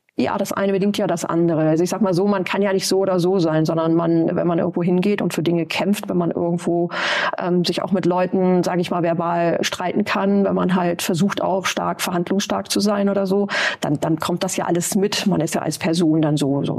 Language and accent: German; East Frisia, Lower Saxony, Germany; moved away as an adult; now in Bremen, Germany; Ich komme aus Ostfriesland